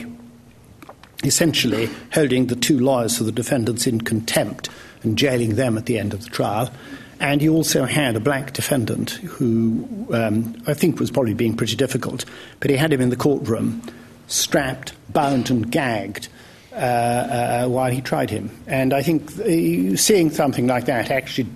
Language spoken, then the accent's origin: English; Wales, United Kingdom; now in London, United Kingdom; I might have gone back to Wales.